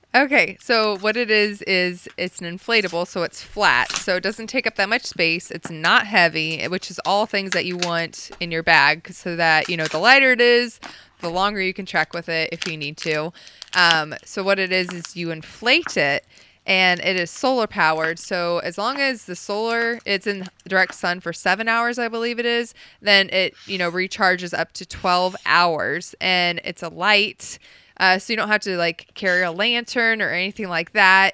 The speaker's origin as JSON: {"language": "English", "region": "Ohio", "country": "United States", "tie": "born or raised there", "also_born_or_lived": "Oklahoma / Texas", "said": "just growing up and living in Ohio, well, I was born in Oklahoma, but, you know, most of my life living in Ohio"}